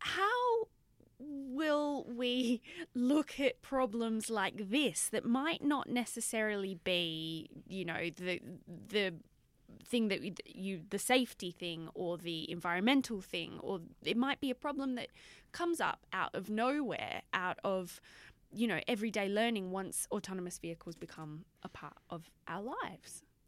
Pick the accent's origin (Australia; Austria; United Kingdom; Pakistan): Australia; I'm Australian